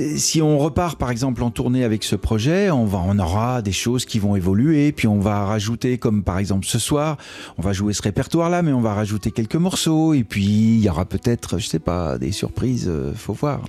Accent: Annemasse, Auvergne-Rhône-Alpes, France; moved away as an adult; now in Paris, France; C'était dans ma ville natale

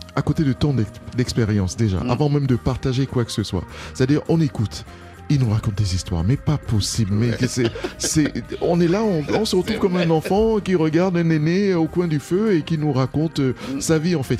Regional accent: Cameroon; French is a second language; now in France; je suis du Cameroun

